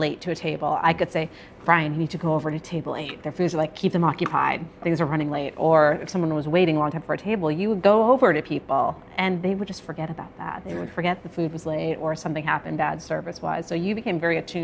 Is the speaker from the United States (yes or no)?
yes; South Hadley, Massachusetts, United States; moved away as an adult; now in Connecticut, United States; My whole family is still in the town I grew up from, and I like flew the coop when I was 18.